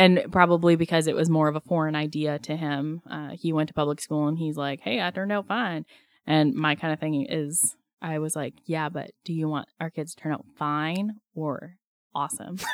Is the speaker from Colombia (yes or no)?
no; Strathmore, Alberta, Canada; now in Pender Island, Canada; I grew up in southern Alberta in a small town called Strathmore